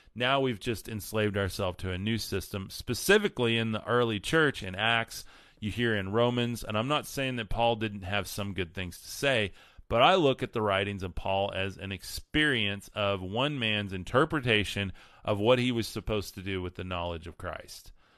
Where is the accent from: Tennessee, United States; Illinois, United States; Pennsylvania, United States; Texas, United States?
Texas, United States; West; I grew up in West Texas